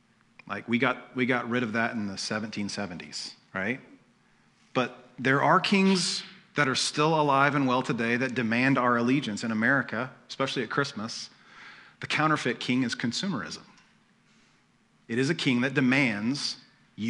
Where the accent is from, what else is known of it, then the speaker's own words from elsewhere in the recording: United States; We're American